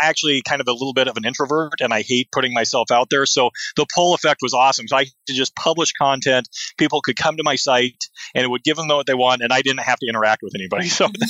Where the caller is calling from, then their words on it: Seattle, Washington, United States; I'm talking from Seattle, Washington, and it is a typical June cloudy day.